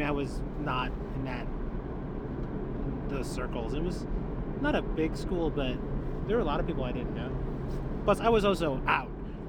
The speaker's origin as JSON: {"language": "English", "town": "Wood Dale", "region": "Illinois", "country": "United States", "tie": "born or raised there", "also_born_or_lived": "Bensenville, Illinois", "moved": "yes", "said": "In Illinois, near O'Hare Airport, Bensonville, Wooddale."}